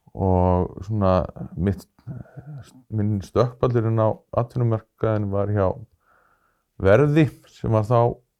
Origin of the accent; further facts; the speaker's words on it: Kristnes, Northeastern Region, Iceland; moved away; Þannig ég hef komist aftur í mína heimasveit